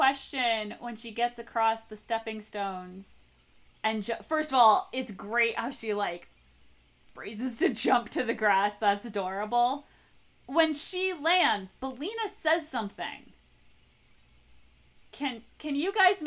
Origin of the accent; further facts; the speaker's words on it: Connecticut, United States; growing up in New England. I mean, especially Connecticut